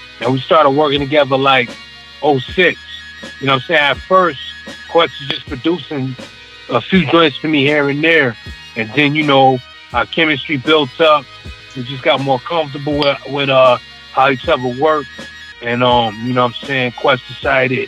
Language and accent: English; Rochester, New York, United States; we're from Rochester, New York.